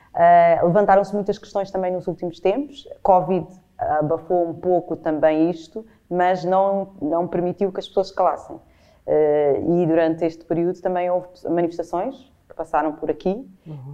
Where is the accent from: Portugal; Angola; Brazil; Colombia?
Portugal; costumo autodefinir com muitas vezes como portuguesa